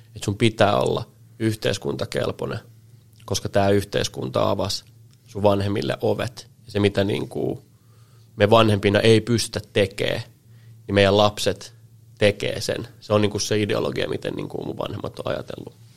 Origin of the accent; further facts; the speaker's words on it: Helsinki, Uusimaa, Finland; also born or lived in Salo / Piikkiö; mä oon niin kuin Helsingissä kasvanut oikeastaan sit koko, koko niin kuin nuoruuden